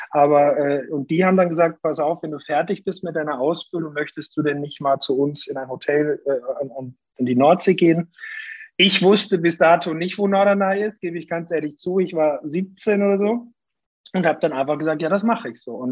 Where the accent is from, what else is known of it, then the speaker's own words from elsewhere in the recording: Austria; now in Hamburg, Germany; Ich komme aus Österreich und freue mich, dass ich in Hamburg ansässig bin jetzt zurzeit.